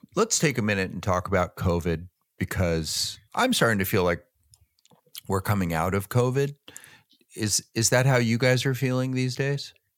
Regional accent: Downey, California, United States; also born or lived in Phoenix, Arizona; I was born and raised in Downey, California

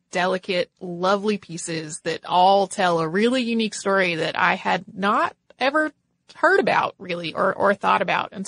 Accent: Bermuda; I grew up in Bermuda and spent a lot of time at the museum

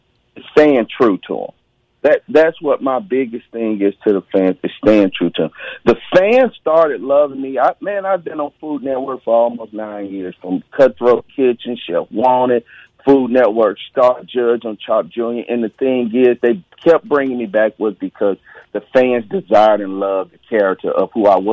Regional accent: Mississippi, United States; I'm from Mississippi. I probably eat a lot of collard greens with my hands.

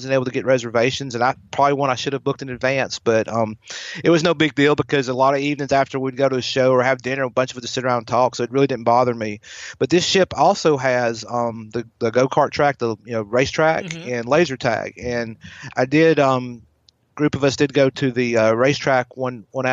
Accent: the South, United States; accent: Southern; I'm a Southern boy, as you can tell by my accent.

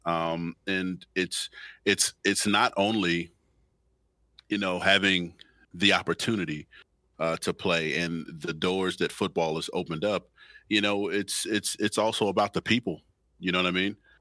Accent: Chicago, Illinois, United States; my hometown is Chicago.

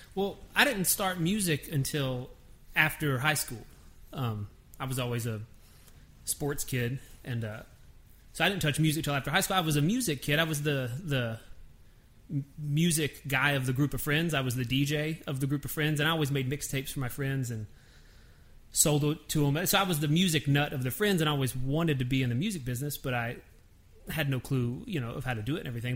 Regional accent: Nashville, Tennessee, United States; I'm born and raised in Nashville.

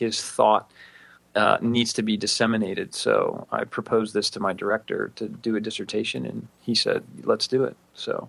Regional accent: Cleveland, Ohio, United States; moved away as an adult; now in Houston area, Texas, United States; I was from Cleveland, that he was sad about that. As again, most people are when I tell them I'm from Cleveland, they usually apologize at some point.

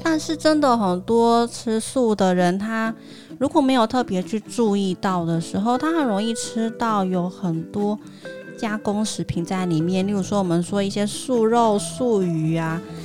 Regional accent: Taiwan; 尤其是我们台湾人普遍习惯外食嘛

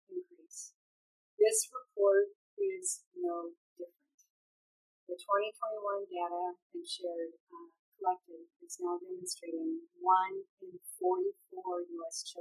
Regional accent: California, United States; I'm from California

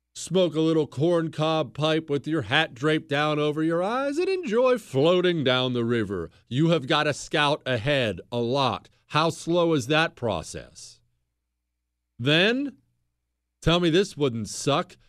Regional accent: Bozeman, Montana, United States; moved away; also born or lived in Ohio; I grew up in Bozeman, Montana

